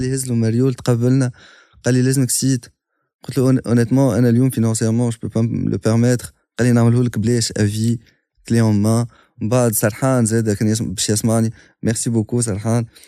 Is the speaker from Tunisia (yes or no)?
yes; Tunisia; انا اليوم كتونسي